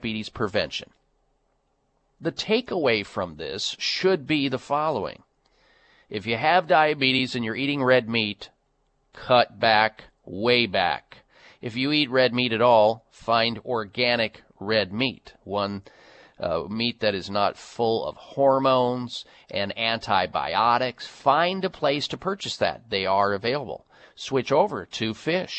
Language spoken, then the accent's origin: English; Midwest, United States; Growing up in the Midwest